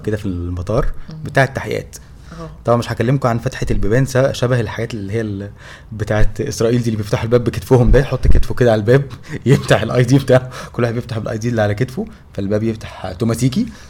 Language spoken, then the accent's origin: Arabic; Egypt; احنا مصريين آه. وجايين لها من مصر لروسيا